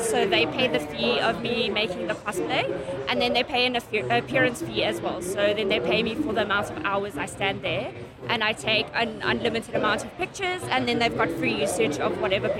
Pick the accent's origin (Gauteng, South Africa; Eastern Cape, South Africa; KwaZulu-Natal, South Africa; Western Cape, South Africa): Gauteng, South Africa; Pretoria; I grew up in Pretoria and I went to an all-girls school in Pretoria.